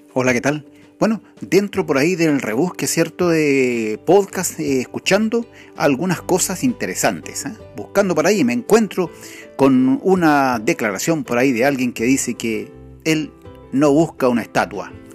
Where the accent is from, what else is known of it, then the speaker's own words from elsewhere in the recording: Chile; nuestro país no es ninguna excepción, Chile